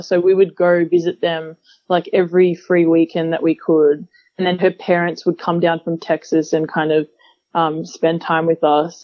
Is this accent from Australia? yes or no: yes; Melbourne, Victoria, Australia; moved away as an adult; also born or lived in Utah, United States; growing up in Australia